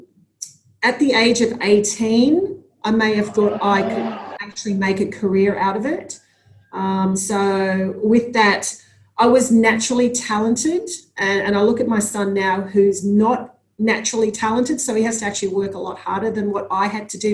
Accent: Sydney, New South Wales, Australia; growing up in Sydney and having, you know, my friends and my family there

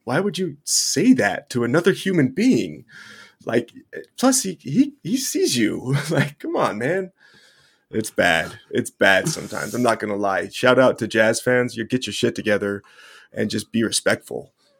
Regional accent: Utah, United States; I grew up here in Utah

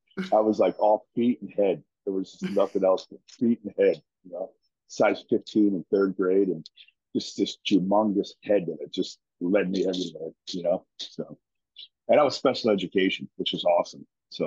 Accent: Roxbury, New Jersey, United States; I'm from New Jersey, God's country. You know that place called Roxbury, yeah, New Jersey.

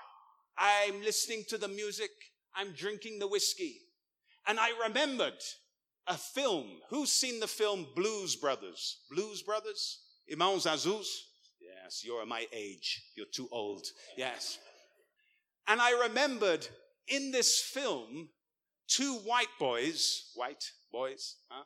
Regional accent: England, United Kingdom; I'm an Englishman

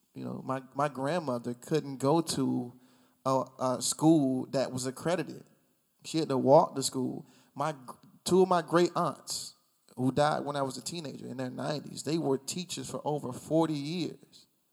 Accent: United States; I'm, I'm from here.

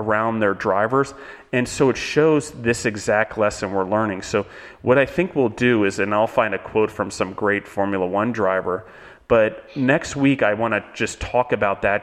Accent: United States; we as Americans

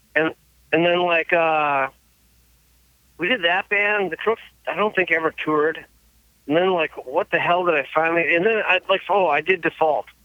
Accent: Manitowoc County, near Green Bay, Wisconsin, United States; it's like Manitowoc County, Green Bay, like area

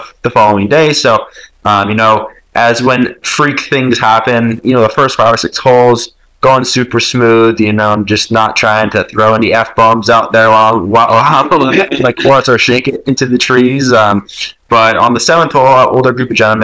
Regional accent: Fresno, California, United States; I was born in Fresno, California

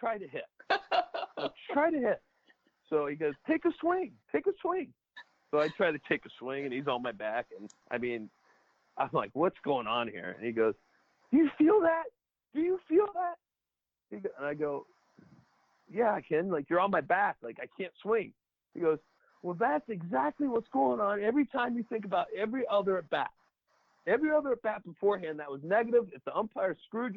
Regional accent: Cincinnati, Ohio, United States; I was a Reds fan growing up since I grew up in Cincinnati

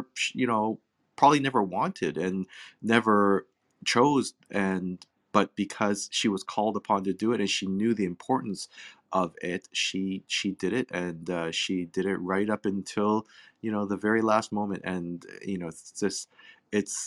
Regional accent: Hong Kong; also born or lived in England; now in Canada; I was born in Hong Kong. I mean, obviously living in Canada

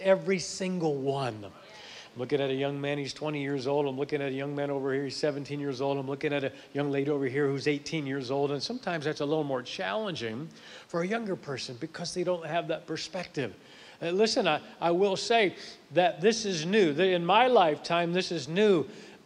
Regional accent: Akron, Ohio, United States; now in Tennessee, United States; I'm originally from up north. I'm from Akron, Ohio, so I grew up where it snowed

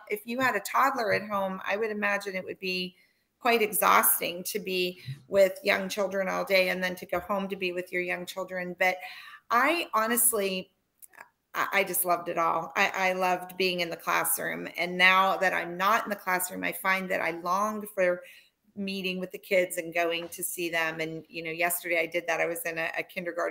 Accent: Pittsburgh, Pennsylvania, United States; I'm from the Pittsburgh area, and then we moved back to Pittsburgh

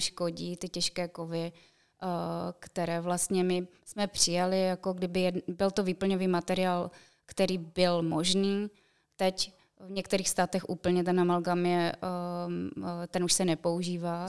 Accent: Czechia; u nás v Čechách

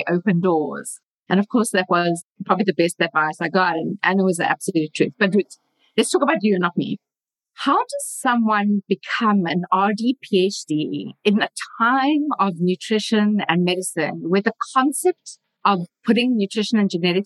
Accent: South Africa; moved away as an adult; now in Boulder, United States; I'm a dietitian from South Africa

